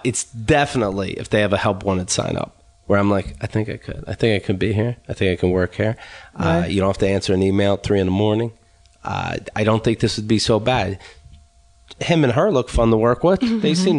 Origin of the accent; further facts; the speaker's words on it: New York, United States; I'm from New York.